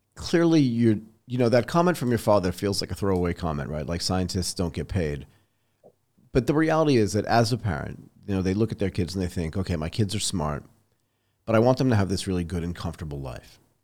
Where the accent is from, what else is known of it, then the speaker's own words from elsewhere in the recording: United States; moved away as an adult; also born or lived in Boston, Massachusetts / Connecticut; now in Bangkok, Thailand; So I grew up in Boston and in Connecticut